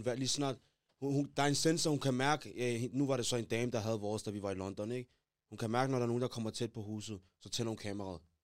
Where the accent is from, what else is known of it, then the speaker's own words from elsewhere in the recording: Denmark; Vi er fra Danmark